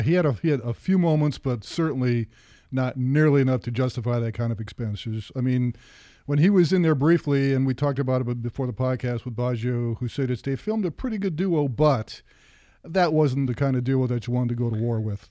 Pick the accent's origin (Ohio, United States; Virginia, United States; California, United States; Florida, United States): Ohio, United States; moved away; I'm from Ohio